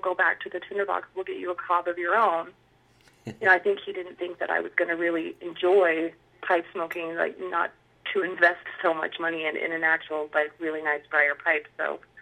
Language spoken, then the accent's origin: English; Utah, United States; I've lived in Utah my entire life, born and raised